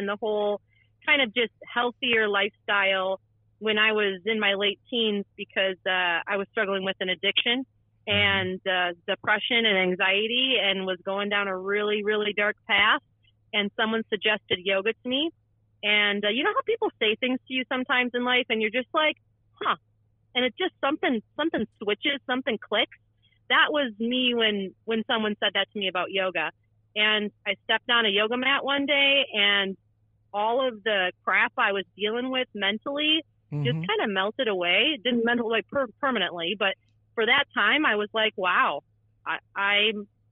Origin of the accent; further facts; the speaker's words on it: Wisconsin, United States; born and raised Wisconsin. I'm a Wisconsinite through and through.